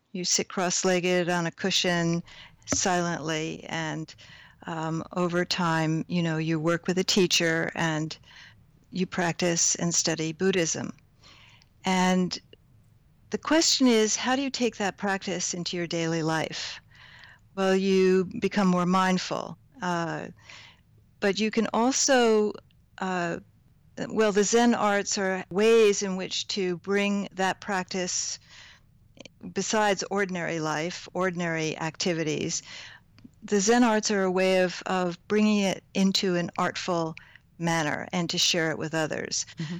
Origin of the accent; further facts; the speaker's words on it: Hudson Valley, New York, United States; also born or lived in Hoboken, New Jersey; I grew up on a dairy farm not far from here. So I did grow up in the Hudson Valley